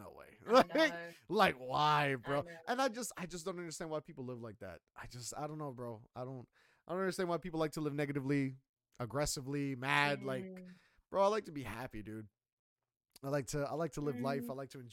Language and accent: English; United States; I'm American, Colombian American.